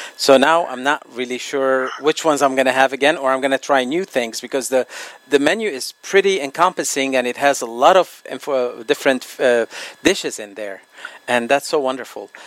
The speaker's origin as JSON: {"language": "English", "country": "Lebanon", "moved": "yes", "said": "my homeland, Lebanon"}